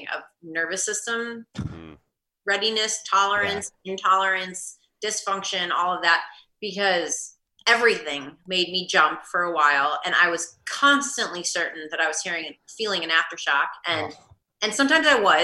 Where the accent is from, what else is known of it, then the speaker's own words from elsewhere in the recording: Midwest, United States; moved away as an adult; now in Salt Lake City, United States; I'm from the Midwest